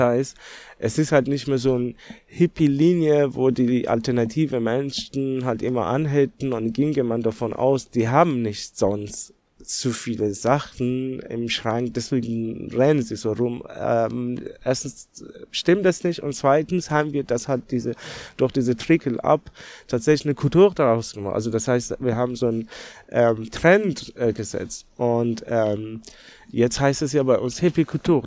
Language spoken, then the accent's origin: German; Tehran, Tehran Province, Iran; German is a second language; also born or lived in Netherlands; now in Germany; gebürtiger Iraner bin ich, also in Teheran aufgewachsen